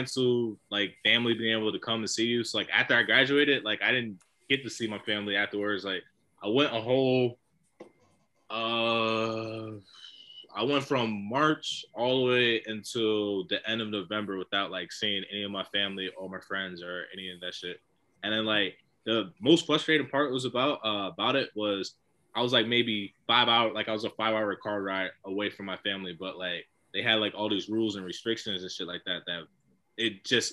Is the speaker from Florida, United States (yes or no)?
yes; Florida, United States; moved away as an adult; now in Hawaii, United States; I'm originally from Florida.